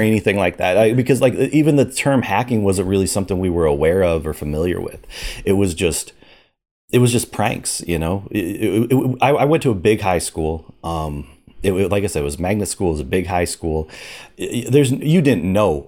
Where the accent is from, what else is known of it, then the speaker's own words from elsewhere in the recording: Omaha, Nebraska, United States; grew up in Omaha, Nebraska